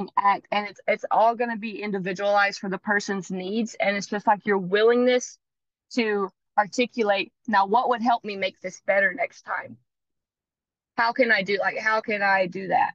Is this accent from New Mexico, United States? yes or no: no; North Carolina, United States; moved away as an adult; now in Hawaii, United States; I'm also 5,000 miles away from home. I'm from North Carolina